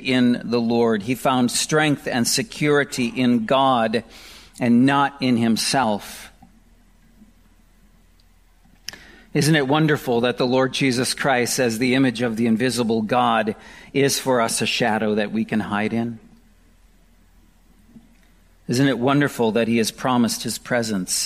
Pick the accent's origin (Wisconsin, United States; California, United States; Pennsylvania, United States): Wisconsin, United States; I grew up in Wisconsin, and I was very familiar with tornadoes